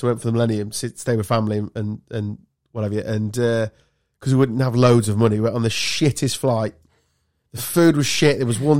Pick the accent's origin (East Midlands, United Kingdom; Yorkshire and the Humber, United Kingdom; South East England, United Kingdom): East Midlands, United Kingdom; Lincoln; where are you from? Oh, Lincoln.